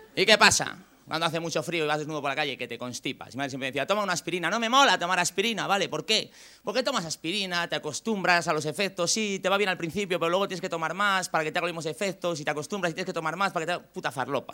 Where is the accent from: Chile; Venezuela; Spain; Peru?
Spain; Valladolid, Castile and León; yo que soy de Valladolid. En Valladolid hace mucho frío